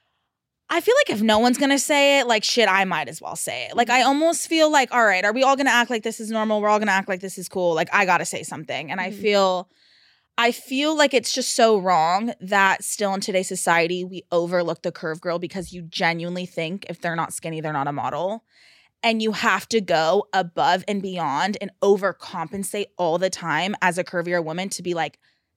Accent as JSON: {"language": "English", "region": "California", "country": "United States", "tie": "born or raised there", "said": "Bay Area, Northern California."}